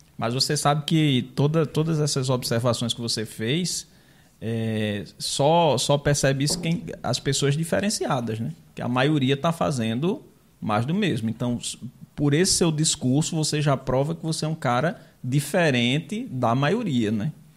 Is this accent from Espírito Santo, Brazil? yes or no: no; Rio Tinto, Paraíba, Brazil; moved away as an adult; also born or lived in Mamanguape; eu nasci em Mamanguape, né? morei a vida toda, até os 22 anos em Rio Tinto